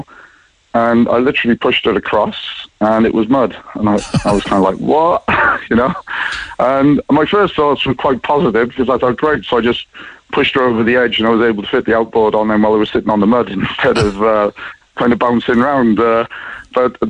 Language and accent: English; Cardiff, Wales, United Kingdom; now in Ireland; I'm from Cardiff originally